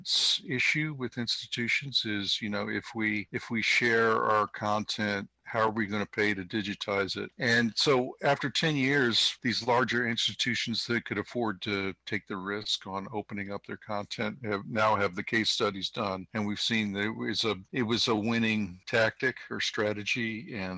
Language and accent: English; Washington, District of Columbia, United States; my hometown of Washington, D.C.